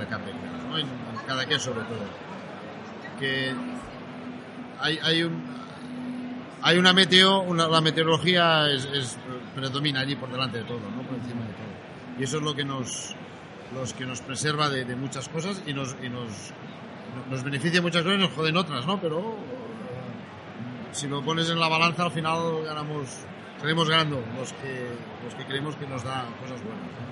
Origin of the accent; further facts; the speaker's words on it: Barcelona, Catalonia, Spain; moved away; also born or lived in Cadaqués; yo soy de la Barcelona